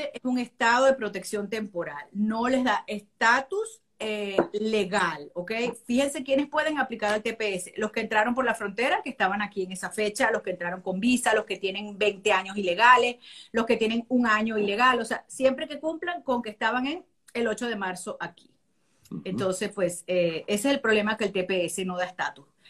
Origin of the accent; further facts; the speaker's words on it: Venezuela; now in United States; somos venezolanos por nacimiento